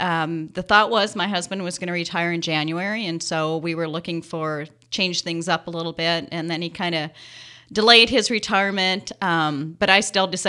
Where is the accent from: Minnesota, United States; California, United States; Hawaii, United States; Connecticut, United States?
Minnesota, United States; Henderson; I grew up in Henderson, Minnesota, population 730.